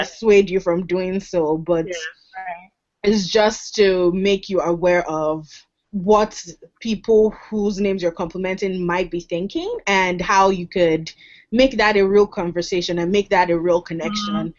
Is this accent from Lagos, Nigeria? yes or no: yes; Lagos, Nigeria; moved away as an adult; now in United States; I'm from Lagos because I grew up in Lagos.